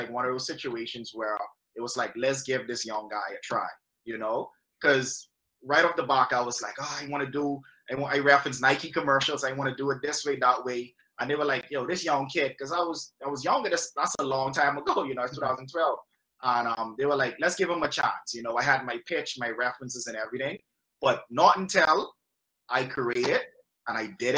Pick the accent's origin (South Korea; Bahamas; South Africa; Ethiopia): Bahamas; moved away as an adult; also born or lived in Toronto, Canada / Orlando, United States / Los Angeles, United States; from there, from LA, I moved back home